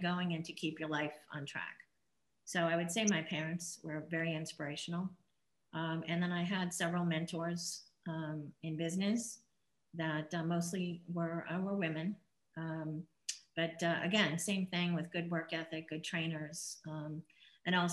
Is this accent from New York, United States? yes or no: yes; Glen Head, New York, United States; moved away; I grew up in a little town in up in New York called Glen Head. It was on the North Shore of Long Island